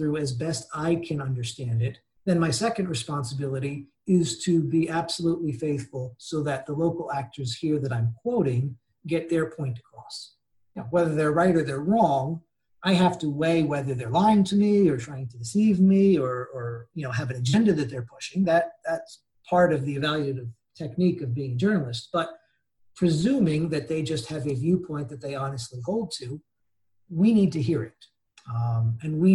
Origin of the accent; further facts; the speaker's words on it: United States; moved away as an adult; also born or lived in Cairo, Egypt / Tunisia / Jordan / Mauritania; now in Beirut, Lebanon; as an American